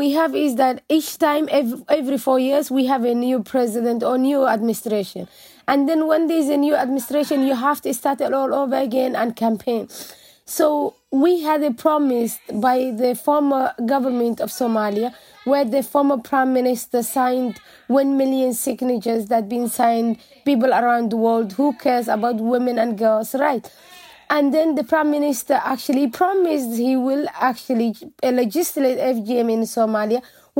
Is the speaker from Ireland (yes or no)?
yes; Dublin, Leinster, Ireland; English is a second language; a girl who are born and raised in Ireland.